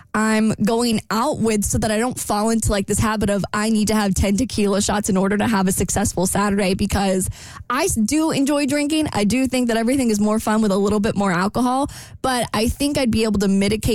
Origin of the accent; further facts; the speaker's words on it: Jacksonville, Florida, United States; moved away; this really fun part of town in my hometown